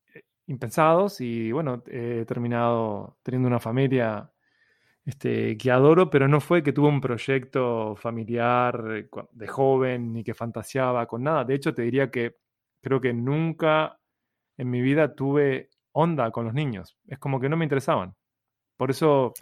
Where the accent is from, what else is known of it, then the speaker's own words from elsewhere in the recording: Uruguay; Soy un cliché uruguayo